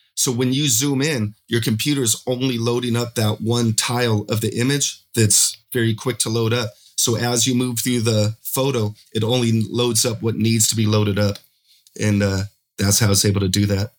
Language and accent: English; Pueblo, Colorado, United States; moved away as an adult; now in Medellin, Colombia; I'm originally from Pueblo, Colorado. I now live in Medellin, Colombia